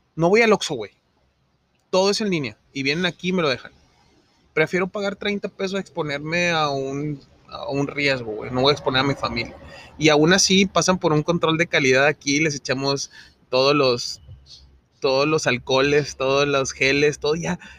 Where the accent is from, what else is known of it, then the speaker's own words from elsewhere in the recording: Monterrey, Nuevo León, Mexico; nosotros como regios